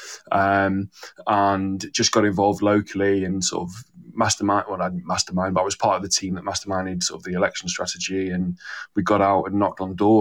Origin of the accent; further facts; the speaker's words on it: Manchester, North West England, United Kingdom; moved away as an adult; also born or lived in Warwick; I'm from Manchester